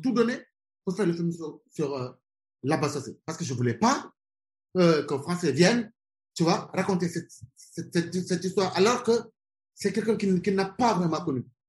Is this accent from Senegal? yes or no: yes; Senegal; moved away as an adult; also born or lived in France / Birmingham, England / Germany / Switzerland; je suis sénégalais, je, suis tout le temps au Sénégal. C'est un pays que, voilà, que j'aime, qui m'a vu naître, qui m'a vu grandir